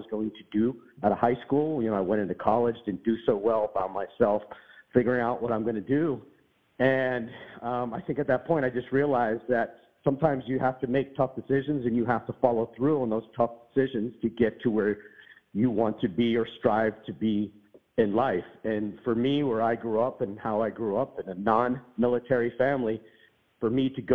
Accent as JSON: {"language": "English", "town": "Pittsburgh", "region": "Pennsylvania", "country": "United States", "tie": "born or raised there", "also_born_or_lived": "Monterey, California", "moved": "as an adult", "said": "I grew up in Pittsburgh, Pennsylvania"}